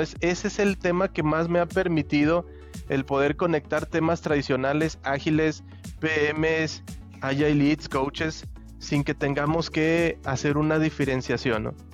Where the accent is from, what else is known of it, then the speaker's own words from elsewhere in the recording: Aguascalientes, Mexico; also born or lived in Toluca / Argentina; now in Nuevo León, Mexico; yo soy em, de Aguascalientes, pero hace tiempo que ya, digamos, me moví de allí.